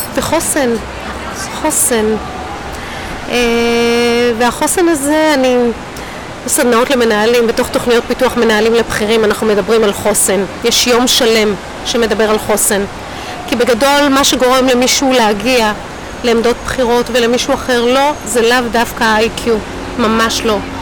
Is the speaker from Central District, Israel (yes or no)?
yes; Rishon LeZion, Central District, Israel; also born or lived in Hadassim; ואנחנו מרמת אליהו